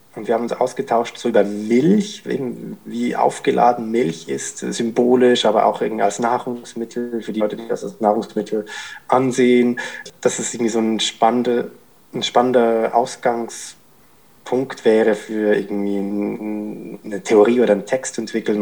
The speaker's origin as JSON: {"language": "German", "region": "Zurich", "country": "Switzerland", "tie": "born or raised there", "said": "Ich bin in Zürich in Schwammendingen aufgewachsen"}